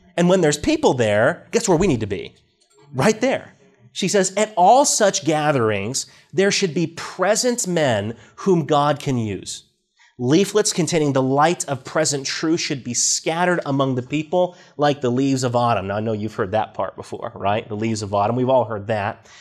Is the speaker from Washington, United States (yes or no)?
yes; Washington, United States; I grew up in Washington State, out in the Northwest, in a, in a farming community